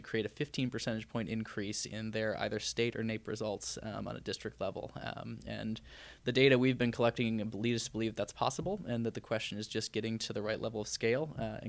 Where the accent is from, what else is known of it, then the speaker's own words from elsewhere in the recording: Detroit, Michigan, United States; now in Boston, United States; I don't often get to go back to Michigan. I grew up in Michigan and spent part of my childhood in the Detroit area.